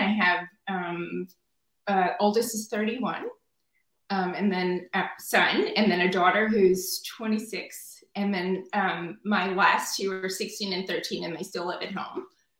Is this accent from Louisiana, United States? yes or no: yes; Louisiana, United States; moved away as an adult; But I grew up in Louisiana, right? And it's all Catholic.